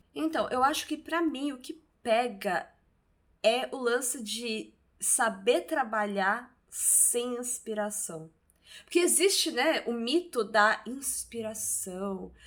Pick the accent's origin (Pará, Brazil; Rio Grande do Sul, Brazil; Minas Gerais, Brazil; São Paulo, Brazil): São Paulo, Brazil; Santos; eu tô em Santos. Nós somos de Santos e eu não me imaginava voltando a morar em Santos